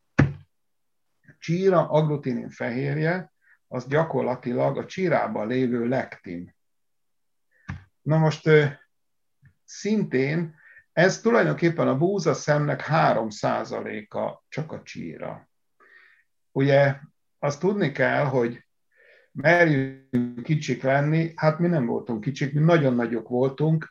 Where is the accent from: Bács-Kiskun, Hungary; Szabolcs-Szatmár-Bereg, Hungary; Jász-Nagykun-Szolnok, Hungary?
Szabolcs-Szatmár-Bereg, Hungary; én Szatmárból származom